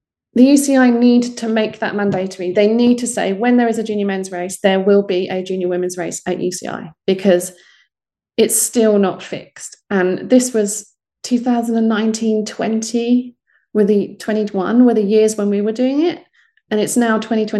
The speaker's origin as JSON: {"language": "English", "country": "United Kingdom", "said": "you're British"}